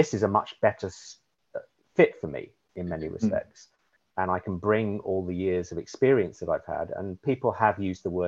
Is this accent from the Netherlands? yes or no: no; United Kingdom; accent: London and Southeast, received pronunciation; now in Humboldt, United States